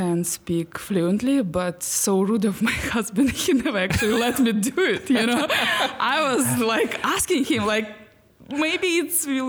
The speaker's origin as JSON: {"language": "English", "country": "Belarus", "tie": "born there", "second_language": "English", "said": "I was born actually in Belarus because my father worked in army and we used to travel a lot."}